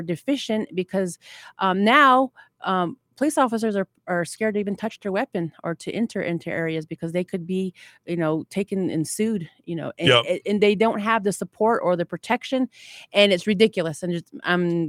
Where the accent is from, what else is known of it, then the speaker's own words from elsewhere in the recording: Navajo Nation, United States; I am Dine, and I am a God-fearing woman, and I stand underneath that flag as a Native American woman